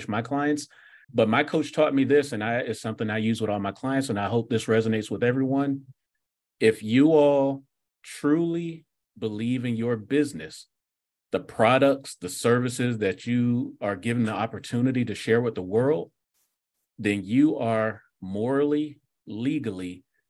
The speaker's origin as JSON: {"language": "English", "region": "South Florida", "country": "United States", "tie": "born or raised there", "said": "I grew up in South Florida during the 80s"}